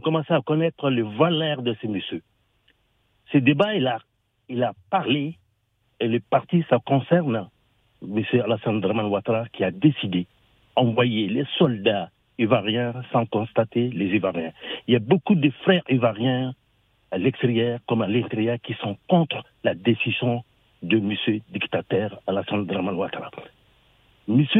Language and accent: French; Mali; En tant que Malien